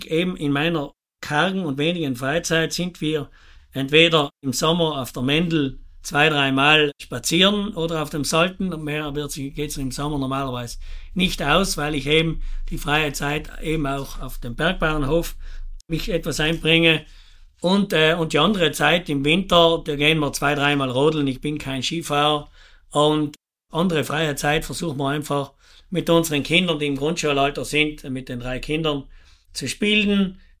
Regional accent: Bolzano, Trentino-Alto Adige, Italy; bin 49 Jahre jung, komme aus Botzengries. Wir haben einen Obst- und Weinhof

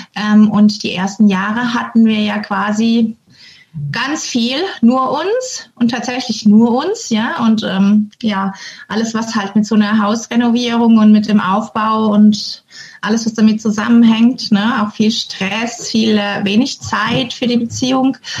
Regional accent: Germany; moved away as an adult; now in Norway; als Deutscher

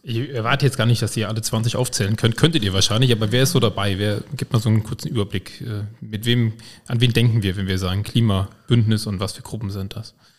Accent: Koblenz, Rhineland-Palatinate, Germany; Ich komme ja aus Güls

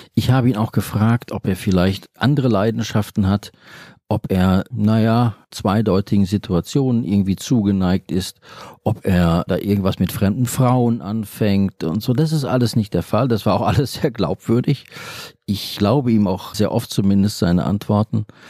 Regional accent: Bochum, North Rhine-Westphalia, Germany; ich bin in Bochum aufgewachsen.

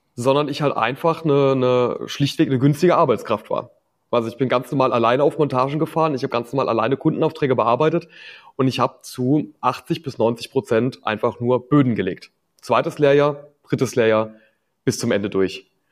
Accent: Rhineland-Palatinate, Germany; bei uns in der Pfalz

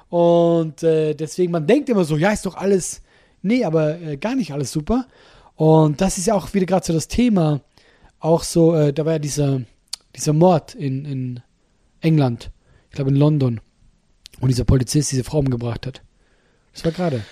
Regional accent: Solothurn, Switzerland

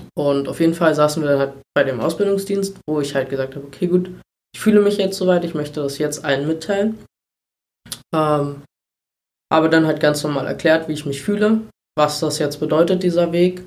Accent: Treuenbrietzen, Brandenburg, Germany; also born or lived in Berlin-Spandau (birthplace); wohne aber schon immer, also zuerst bei meinen Eltern in Riedsbucht, mhm. was ein Ortsteil von Trömritzen ist

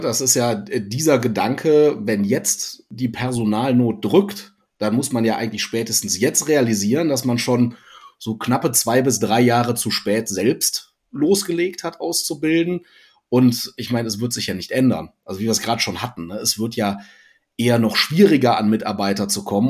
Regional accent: North Rhine-Westphalia, Germany; hier als alter NRWler

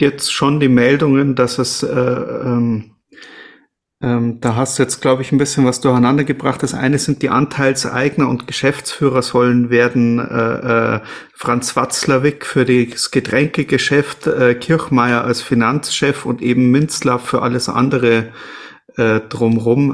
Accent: Munich, Bavaria, Germany; als Münchner

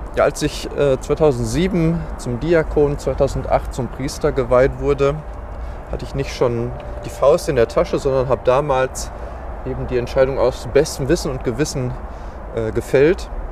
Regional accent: Dortmund, North Rhine-Westphalia, Germany; moved away as an adult; now in Gladbeck, Germany; ich bin äh, 41 Jahre alt, gebürtiger Dortmunder

